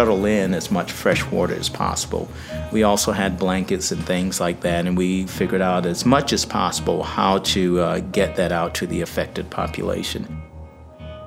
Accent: Sumter, South Carolina, United States; I am from Sumter, South Carolina

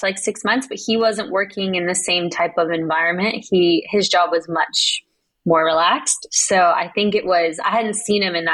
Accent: Pleasant Hill, Oregon, United States; moved away; also born or lived in Colorado; I'm from Pleasant Hill, Oregon. So we have like tractors and cows.

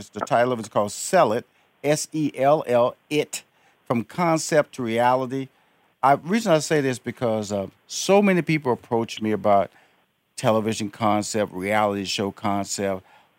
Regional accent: Canada; now in Hollywood, United States; Okay, Canada, Jamaica, born and raised in Canada, down in Atlanta 1 year, out in Hollywood

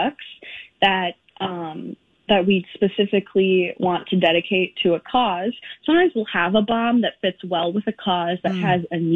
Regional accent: Minneapolis, Minnesota, United States; we are from Minneapolis

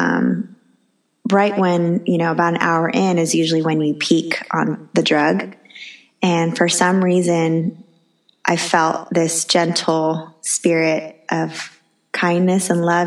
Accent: United States; I'm Chinese American

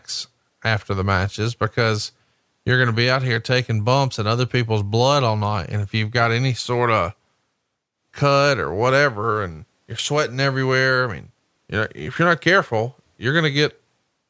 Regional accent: Alabama, United States; I'm from Alabama

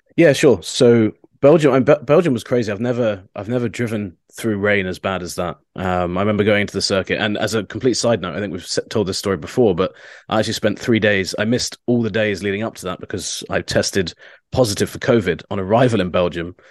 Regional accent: United Kingdom; as a Brit

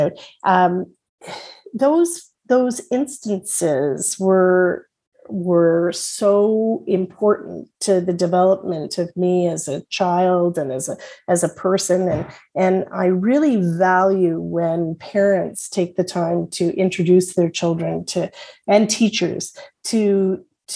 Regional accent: Toronto, Ontario, Canada; when I was a young girl growing up in Willowdale

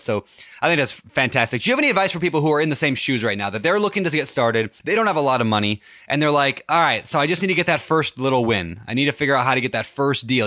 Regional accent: Minnesota, United States; Minneapolis, my home state

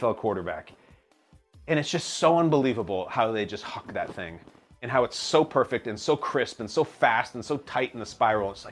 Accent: Chicago, Illinois, United States; I'm from Chicago

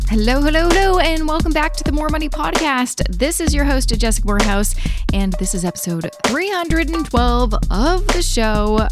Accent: Canada

